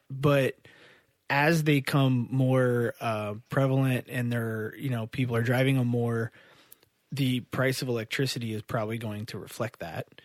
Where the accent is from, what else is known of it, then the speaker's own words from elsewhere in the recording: Midwest, United States; I grew up in the Midwest, um, and like I grew up in like a car and motorcycle family